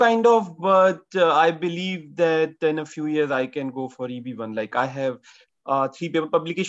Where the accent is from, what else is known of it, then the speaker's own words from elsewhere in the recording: India; moved away; I'm an Indian